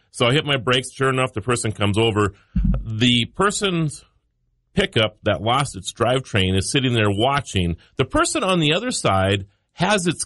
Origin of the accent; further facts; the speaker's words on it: New York City, New York, United States; I'm from the New York City area, and I can tell you, people don't get involved.